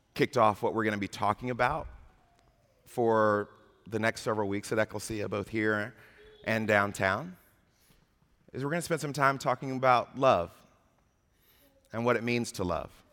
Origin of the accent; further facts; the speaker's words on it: Atlanta, Georgia, United States; my hometown of Atlanta